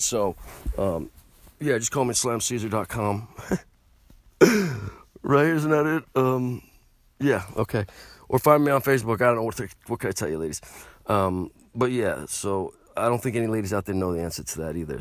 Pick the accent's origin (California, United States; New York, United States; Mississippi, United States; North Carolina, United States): New York, United States; I'm from New York